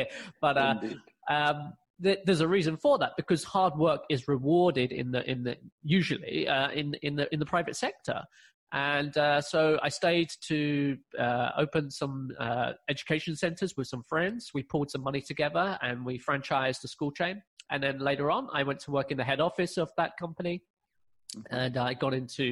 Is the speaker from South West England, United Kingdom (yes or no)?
no; London, United Kingdom; moved away as an adult; now in China; I'm originally from London, from the UK